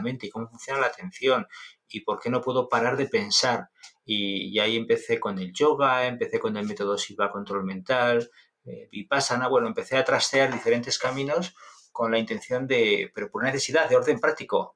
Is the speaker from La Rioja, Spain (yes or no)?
yes; Logroño, La Rioja, Spain; Un profesor en el colegio, en Logroño, en, La Rioja, en mi tierra